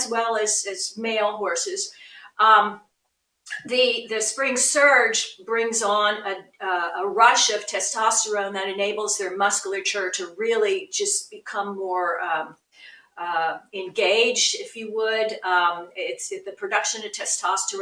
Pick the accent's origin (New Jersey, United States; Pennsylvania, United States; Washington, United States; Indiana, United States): Pennsylvania, United States; Philadelphia; I grew up in Philadelphia